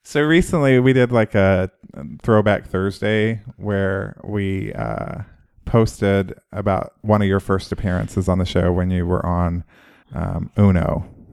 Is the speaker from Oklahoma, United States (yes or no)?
yes; Oklahoma, United States; moved away; I'm from Oklahoma.